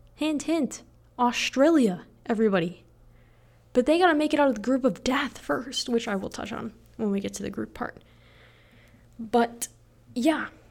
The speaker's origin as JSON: {"language": "English", "town": "Naperville", "region": "Illinois", "country": "United States", "moved": "yes", "lives_now": "Lincoln, United States", "said": "I'm from Naperville, Illinois"}